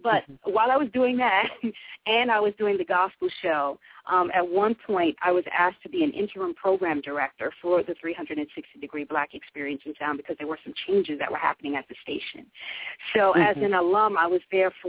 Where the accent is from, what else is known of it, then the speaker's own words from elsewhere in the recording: New York City, New York, United States; I grew up in Harlem.